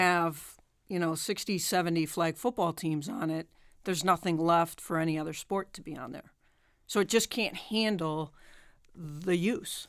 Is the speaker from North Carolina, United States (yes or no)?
no; Boulder, Colorado, United States; moved away; I grew up in Boulder, Colorado